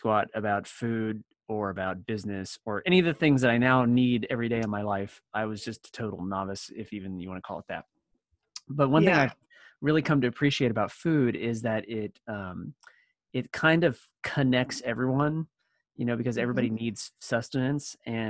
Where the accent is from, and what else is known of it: Florida, United States; born or raised there